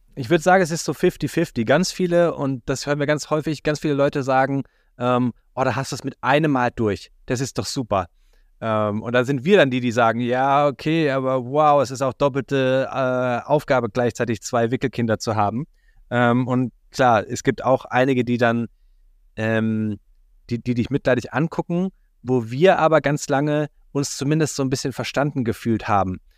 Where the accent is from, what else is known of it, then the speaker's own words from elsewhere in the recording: Germany; als Deutscher und Kinderloser